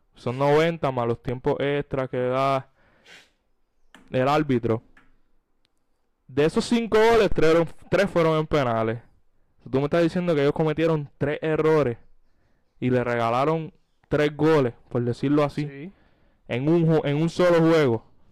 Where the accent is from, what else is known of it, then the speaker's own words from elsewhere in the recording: Puerto Rico; como puertorriqueños, patriotas que siempre están pendientes